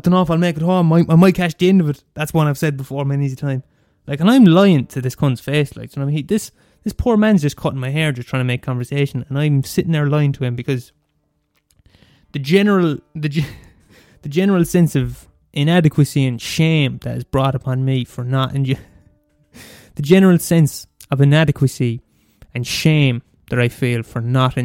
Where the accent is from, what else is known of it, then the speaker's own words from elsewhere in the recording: Limerick, Munster, Ireland; I was born in the fucking maternity hospital in Limerick, and I'm from Skeeton, and I live in Skeeton all my life